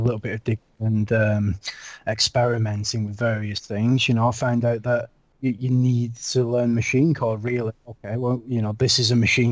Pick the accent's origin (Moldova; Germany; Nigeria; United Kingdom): United Kingdom; Lancashire, North West England; also born or lived in Yorkshire; I moved from Lancashire, which is where I live, or where I'm from